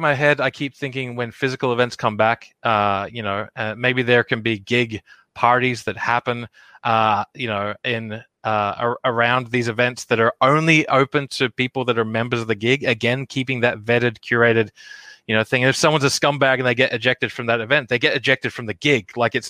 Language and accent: English; Australia; now in United States; an Australian living over here in America